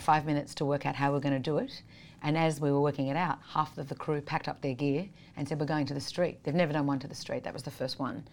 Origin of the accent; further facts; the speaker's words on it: Sydney, New South Wales, Australia; I grew up in Sydney, Australia.